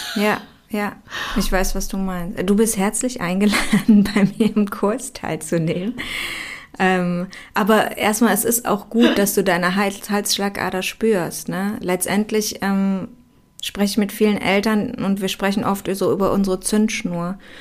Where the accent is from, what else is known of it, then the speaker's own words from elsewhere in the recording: Aachen, North Rhine-Westphalia, Germany; ich komme aus Aachen